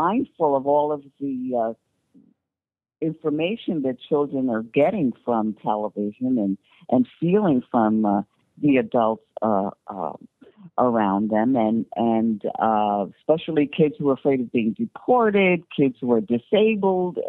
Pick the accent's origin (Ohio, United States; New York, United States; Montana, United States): New York, United States; I'm a New Yorker